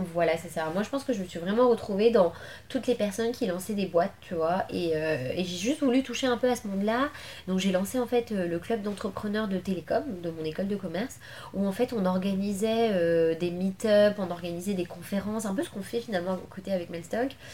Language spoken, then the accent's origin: French; Levallois-Perret, Île-de-France, France; also born or lived in Paris / Argenteuil; je suis né à Paris et tout j'ai grandi euh, à Levallois-Perret